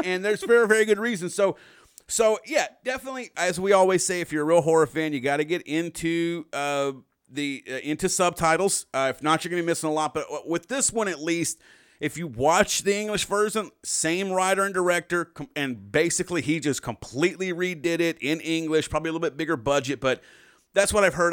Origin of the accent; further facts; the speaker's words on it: the South, United States; we, we're from the South.